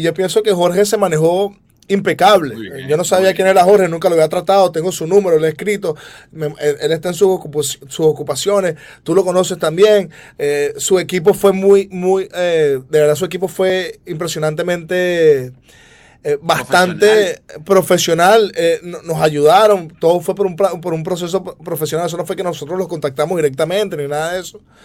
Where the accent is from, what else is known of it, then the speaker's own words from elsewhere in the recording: Venezuela; moved away; nosotros nos da mucho orgullo ser venezolanos